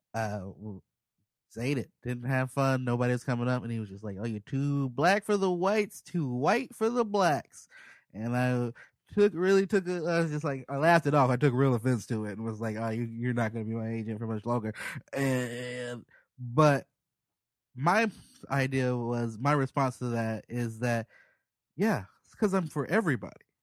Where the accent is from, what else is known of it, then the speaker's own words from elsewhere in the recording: Chicago, Illinois, United States; moved away; also born or lived in Portland; I'm from Southside Chicago